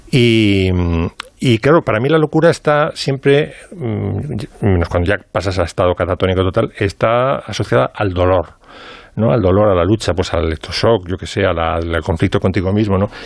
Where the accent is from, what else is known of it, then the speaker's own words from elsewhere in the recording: Pozuelo de Alarcón, Community of Madrid, Spain; porque como soy de Pozuelo